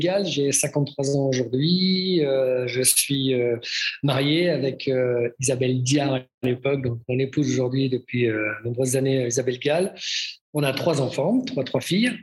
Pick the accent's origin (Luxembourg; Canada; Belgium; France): France; Brittany; also born or lived in Nantes; now in Switzerland; je suis breton, dans la région de, le, tronc commun, dans la région ouest